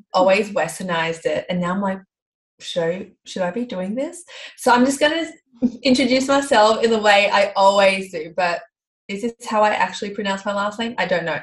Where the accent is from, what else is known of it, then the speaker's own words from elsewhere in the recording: Melbourne, Victoria, Australia; I'm from Melbourne.